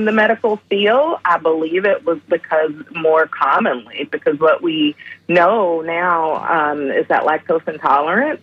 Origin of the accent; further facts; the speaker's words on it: Atlanta, Georgia, United States; moved away; I'm originally from Atlanta, Georgia, so I'm a Southerner. And my diet growing up consisted of Southern